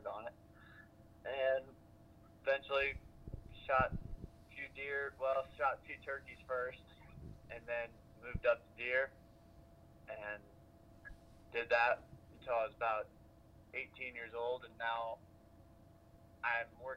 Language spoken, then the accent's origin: English; Iowa, United States; I grew up in Iowa and still live here.